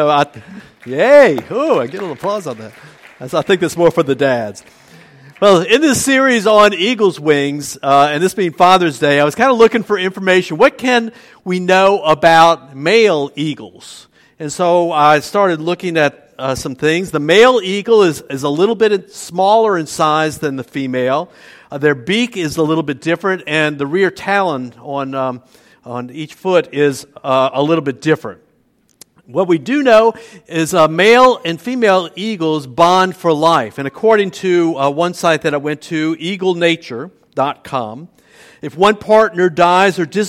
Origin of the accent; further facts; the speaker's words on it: New Orleans, Louisiana, United States; also born or lived in Metairie; now in Luling, United States; I was born in New Orleans, and at first we lived in an apartment next to my mom's parents on the City Park end of Esplanade Avenue